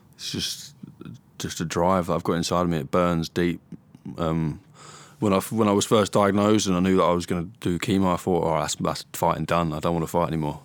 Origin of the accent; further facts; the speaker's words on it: Stevenage, East of England, United Kingdom; I was born in Stevenage, Hertfordshire.